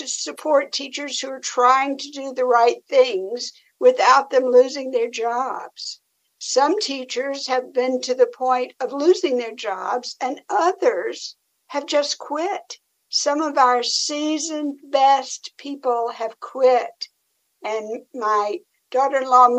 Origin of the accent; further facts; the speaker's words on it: Tennessee, United States; I'm from Tennessee